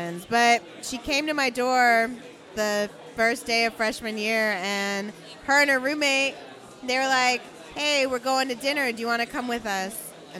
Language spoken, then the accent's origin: English; Santa Barbara, California, United States; Yeah, so I am a Santa Barbara native, so I'm actually from California